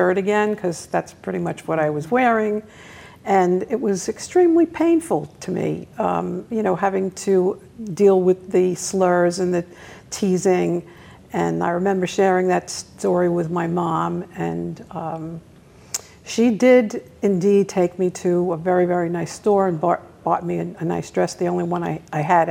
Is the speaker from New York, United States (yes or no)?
yes; New York City, New York, United States; I grew up in Brooklyn, New York, in a very decent neighborhood